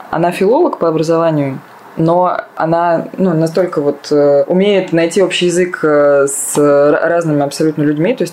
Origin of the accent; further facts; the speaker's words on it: Saratov, Saratov Oblast, Russia; moved away; Да, из Саратова я приехала 10 лет назад, но продолжаю туда э, часто есть